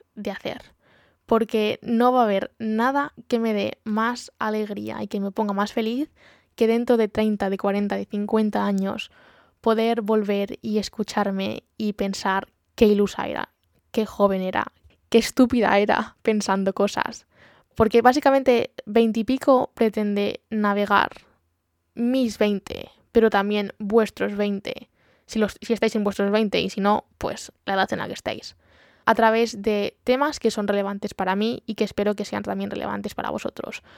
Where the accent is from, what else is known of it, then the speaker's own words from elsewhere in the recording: Community of Madrid, Spain; moved away as an adult; now in Brighton, United Kingdom; soy de Madrid, la provincia, no la capital, pero bueno, cerquita y actualmente no vivo en España, vivo en Brighton